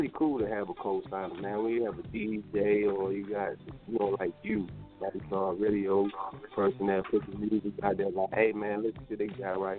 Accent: Decatur, Georgia, United States; also born or lived in Texas; I'm from Atlanta. I'm from Decatur, really.

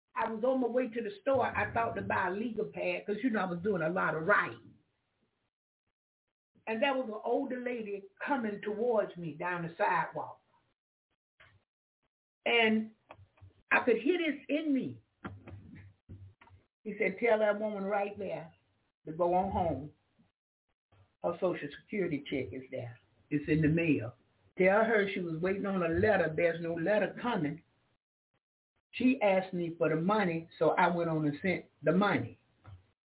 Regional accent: Jacksonville, Florida, United States; I'm from Jacksonville, Florida.

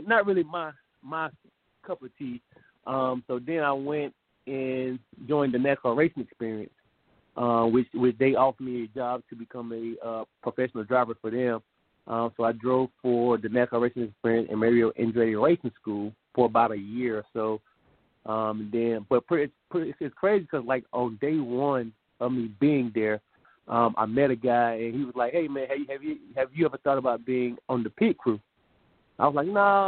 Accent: Loris, South Carolina, United States; grew up in Lawrence, South Carolina, still a PD boy, you know, all of us, born and raised there

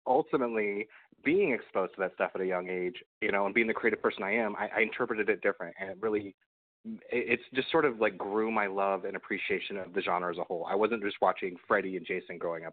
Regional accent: Nebraska, United States; moved away as an adult; also born or lived in Kansas; now in California, United States; raised in Nebraska, and I lived okay. in Nebraska

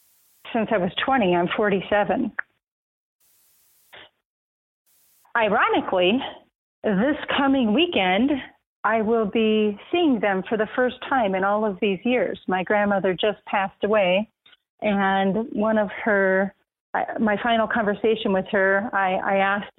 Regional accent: Racine, Wisconsin, United States; I'm a girl from Racine, Wisconsin. Had a great childhood

